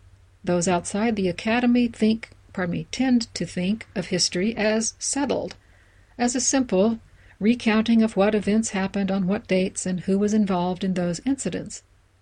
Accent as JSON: {"language": "English", "region": "Iowa", "country": "United States", "tie": "born or raised there", "said": "including my home state of Iowa and my dad's home state of Mississippi."}